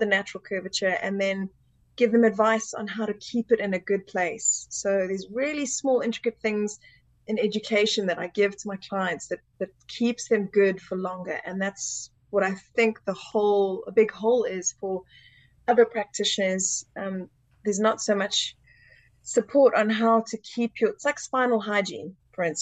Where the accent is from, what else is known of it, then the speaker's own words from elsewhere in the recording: Zimbabwe; moved away as an adult; also born or lived in South Africa; now in United Kingdom; I was born in Zimbabwe and I finished school there and moved to South Africa